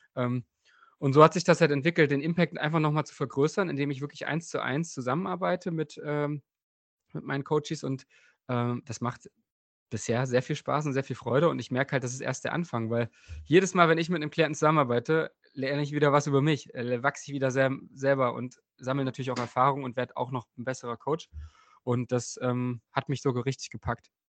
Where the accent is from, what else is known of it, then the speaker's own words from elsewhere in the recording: Bernburg, Saxony-Anhalt, Germany; der Ruderverein in meiner Heimatstadt ähm, Bernburg war direkt neben dem Fußballverein